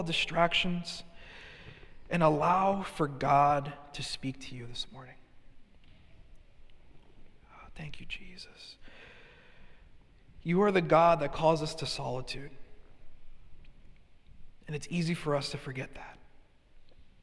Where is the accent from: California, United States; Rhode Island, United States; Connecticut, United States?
Connecticut, United States; Hartford; being born and raised in Hartford, Connecticut